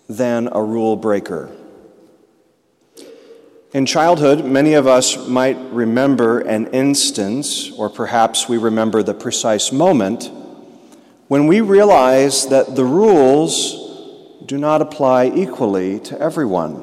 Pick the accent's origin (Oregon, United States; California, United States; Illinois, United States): Illinois, United States; Peoria; moved away as an adult; now in Kansas City, United States; We grew up together in Peoria, Illinois, went to high school together